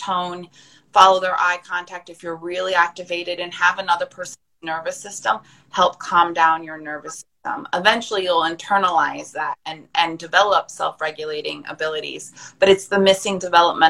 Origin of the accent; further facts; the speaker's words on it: United States; I'm American